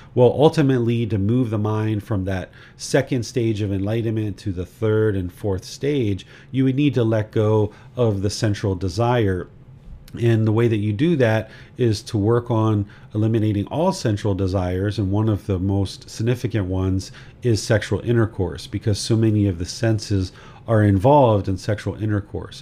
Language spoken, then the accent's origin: English; United States; now in Thailand; I am a American citizen. I live in Thailand.